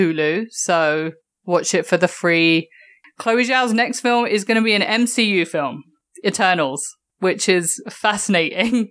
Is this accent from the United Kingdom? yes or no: yes; England, United Kingdom; growing up in England